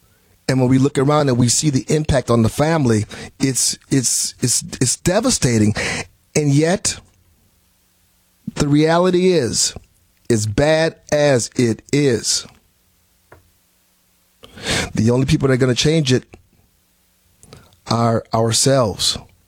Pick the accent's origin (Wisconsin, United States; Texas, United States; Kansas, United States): Wisconsin, United States; Milwaukee; I'm from Milwaukee, Wisconsin originally.